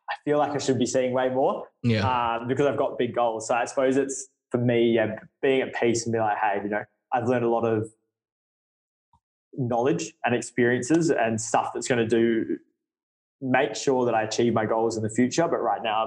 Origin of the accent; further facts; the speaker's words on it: Brisbane, Queensland, Australia; now in Adelaide, Australia; I'm from Brisbane